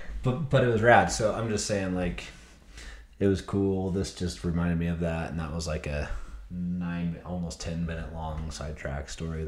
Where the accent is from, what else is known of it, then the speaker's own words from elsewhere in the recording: Stansbury Park, Utah, United States; no, we don't claim Tooele. We're from Stansbury Park, which is Tooele County.